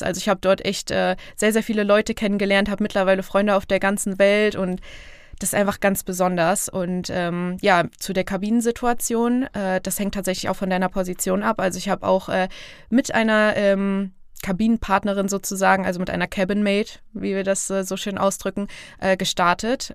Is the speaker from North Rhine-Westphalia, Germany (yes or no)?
no; Fulda, Hesse, Germany; moved away as an adult; ich komme aus Fulda bzw. Petersberg, was mittlerweile aber irgendwie, es ist meine Heimat